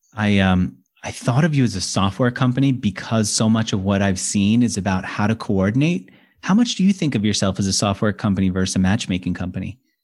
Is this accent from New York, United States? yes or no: yes; New York, United States; accent: New Yorker; I'm from New York.